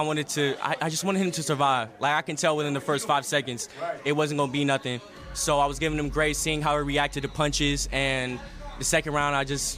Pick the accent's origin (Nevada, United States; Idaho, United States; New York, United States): Nevada, United States; Las Vegas; also born or lived in Philadelphia (family); I was raised out in Vegas, and to me, Vegas is always going to be my home.